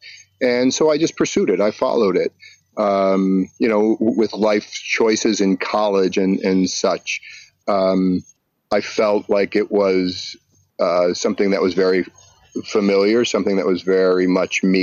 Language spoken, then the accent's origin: English; Buffalo, New York, United States; I grew up in Buffalo, New York